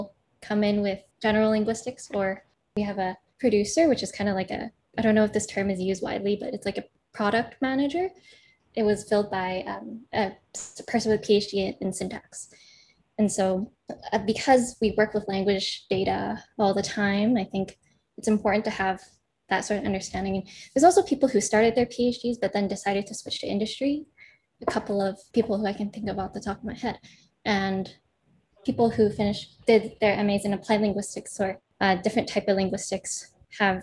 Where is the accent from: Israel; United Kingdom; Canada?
Canada; Vancouver, British Columbia; moved away as an adult; also born or lived in Seattle; I'm originally from Vancouver, Canada. Seattle was my first time leaving the country